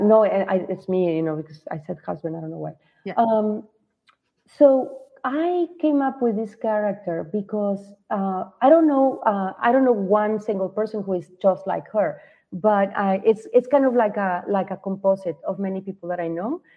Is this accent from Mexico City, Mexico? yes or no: no; Guadalajara, Jalisco, Mexico; moved away as an adult; also born or lived in Mazatlan; now in United States; So I live in the States, but I am not from here. I am in Mazatlan right now as I said as you said before, but I am from Guadalajara